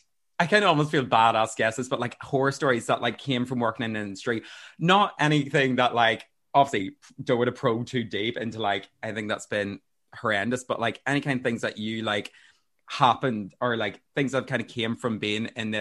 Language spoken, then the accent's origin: English; Armagh, Northern Ireland, United Kingdom; now in Dublin, Ireland; You actually played in my hometown for Christmas Lights Turn On